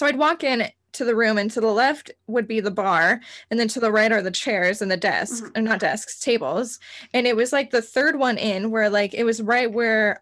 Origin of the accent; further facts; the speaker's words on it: Cañon City, Colorado, United States; where I'm from Canyon City, Colorado